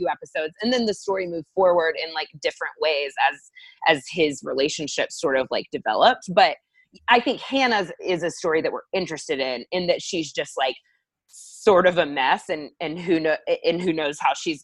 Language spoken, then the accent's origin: English; Texas, United States; also born or lived in South Carolina; someone from the South, I grew up in Texas